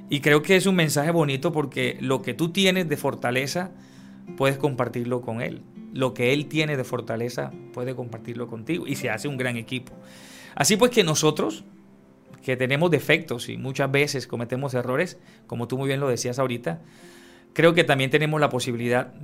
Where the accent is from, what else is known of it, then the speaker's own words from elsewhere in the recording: San Antero, Córdoba, Colombia; Yo soy de San Antero, Córdoba.